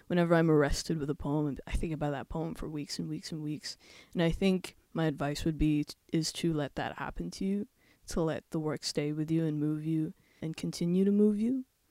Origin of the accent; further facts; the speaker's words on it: Werribee, Victoria, Australia; I grew up in Werribee. We immigrated, me and my family, we immigrated to Australia in two thousand three.